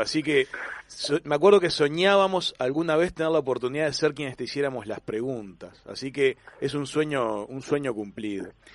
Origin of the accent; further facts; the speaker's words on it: Uruguay; moved away; also born or lived in Argentina; Yo nací en Uruguay, viví unos años en Argentina y la verdad que ah, quedé, como, en el medio